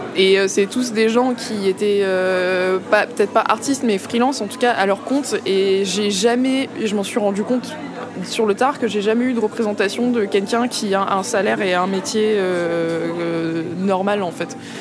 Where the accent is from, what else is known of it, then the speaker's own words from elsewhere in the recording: Vitry-sur-Seine, Île-de-France, France; also born or lived in Paris / Central African Republic / southern United States; J'ai grandi à Paris, dans un premier temps. et après, j'ai déménagé à Vitry-sur-Seine, en banlieue.